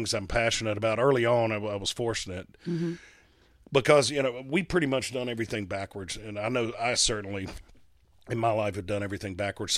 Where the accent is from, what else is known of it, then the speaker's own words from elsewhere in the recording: Hattiesburg, Mississippi, United States; a guy I grew up with in Hattiesburg